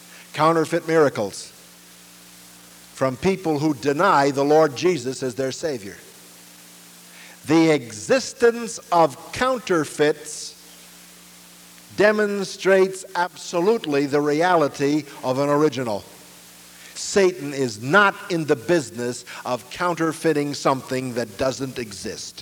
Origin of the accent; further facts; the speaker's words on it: New York City, New York, United States; escape the ghetto where I was born in Brooklyn